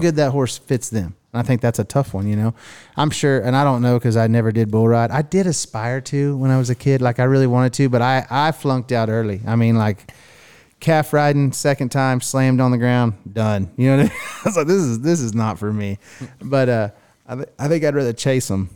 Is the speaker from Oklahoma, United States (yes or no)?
yes; Miami, Oklahoma, United States; some broke kid growing up in Miami, Oklahoma